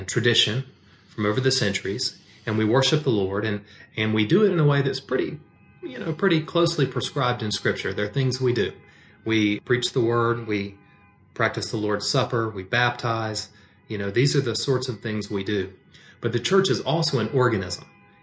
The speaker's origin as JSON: {"language": "English", "country": "United States", "said": "American is not the primary aspect of my identity. Christian is. But American is an inescapable aspect"}